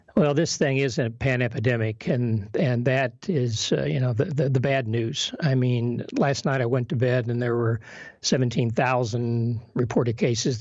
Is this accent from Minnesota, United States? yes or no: no; Kentucky, United States; also born or lived in Kenya; We're both from Kentucky